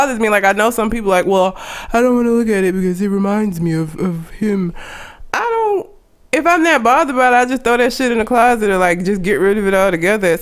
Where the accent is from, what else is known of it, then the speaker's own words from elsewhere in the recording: Alabama, United States; because I've lived here my whole life, so I'm not really sure why I wouldn't sound like I'm from Alabama